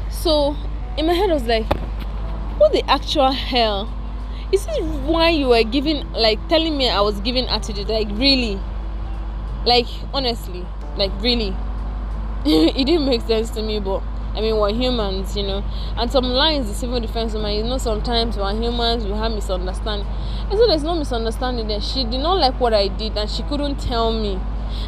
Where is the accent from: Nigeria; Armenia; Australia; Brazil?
Nigeria; I'm a Nigerian, I'm staying in Nigeria